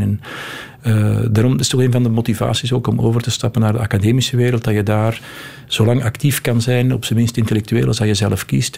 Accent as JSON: {"language": "Dutch", "region": "Flanders", "country": "Belgium", "said": "wij als Vlamingen"}